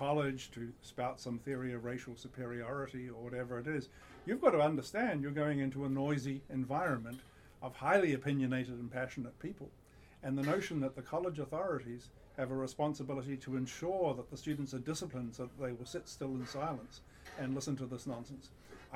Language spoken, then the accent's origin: English; New Zealand; moved away; I grew up in New Zealand